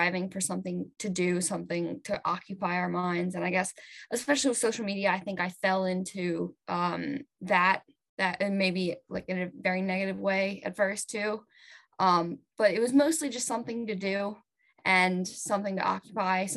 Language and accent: English; Wilmington, Delaware, United States; I'm from Wilmington, Delaware